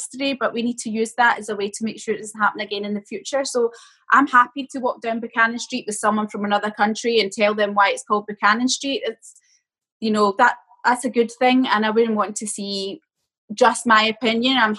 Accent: Port Glasgow, Scotland, United Kingdom; accent: Port Glasgow; moved away as an adult; I've got a Port Glasgow accent. No matter where I live in the world, I'll always have this ingrained in me. You know, it was the first 18 years of my life. And growing up in Port Glasgow definitely has made me who I am

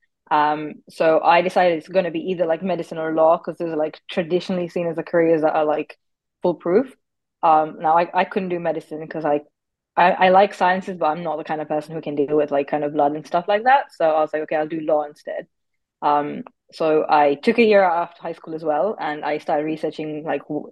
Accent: Nairobi, Kenya; moved away as an adult; also born or lived in Cambridge, United Kingdom; now in United Kingdom; I'm originally from Nairobi, Kenya, where I completed my high school education

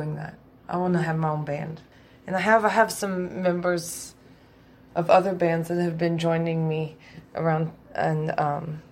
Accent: Louisville, Kentucky, United States; I am a musician from Louisville, Kentucky

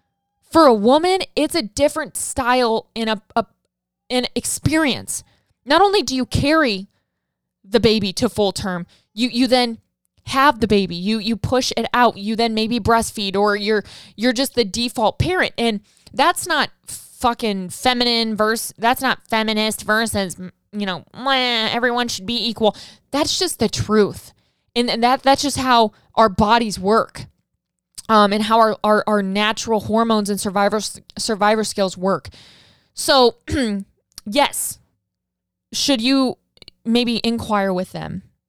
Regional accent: Saskatchewan, Canada; now in Ottawa, Canada; I'm originally from Saskatchewan, but was living in Ottawa, Ontario at the time in Canada.

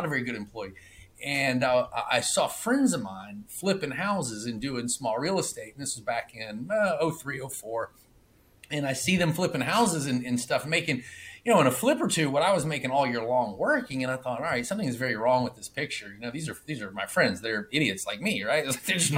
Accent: Atlanta, Georgia, United States; moved away as an adult; now in Clearwater, United States; I am from Atlanta. My offices are in Atlanta. Recently, I've moved down to Clearwater, Florida. So I actually live in Florida at the moment

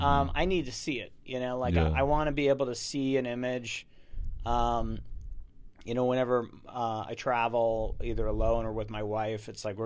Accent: Minneapolis, Minnesota, United States; born there; moved away as an adult; I was born in Minneapolis, Minnesota. I left when I was 18 because it's too cold there.

